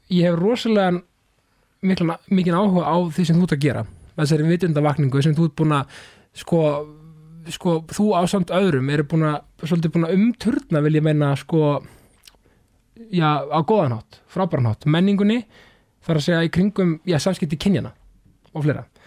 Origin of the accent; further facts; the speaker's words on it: Keflavík, Southern Peninsula, Iceland; ég er keflingingu sko, ég er ekki suðunisja